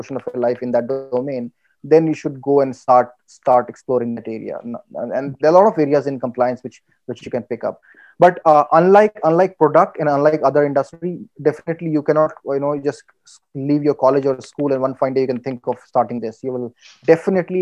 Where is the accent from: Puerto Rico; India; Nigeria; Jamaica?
India; also born or lived in Qatar; I'm a loyal Indian